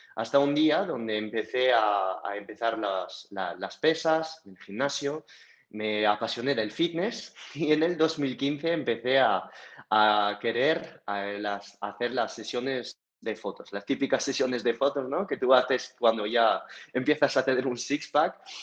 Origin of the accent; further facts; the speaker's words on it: France; accent: French; moved away as an adult; now in Madrid, Spain; el acento que tengo, que como lo podemos ver no es un acento del barrio de Carrabanchel en, Madrid, que es francés